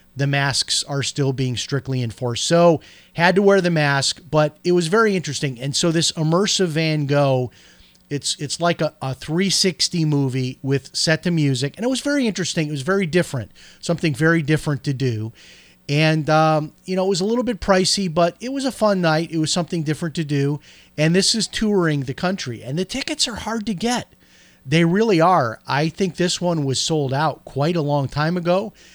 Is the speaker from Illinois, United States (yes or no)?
yes; Chicago, Illinois, United States; moved away; when I grew up in Chicago